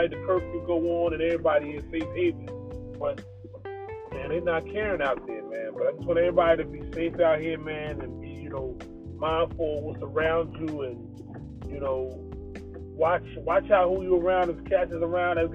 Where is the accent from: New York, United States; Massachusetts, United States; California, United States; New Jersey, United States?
New Jersey, United States; Trenton; I'm from Trenton, New Jersey.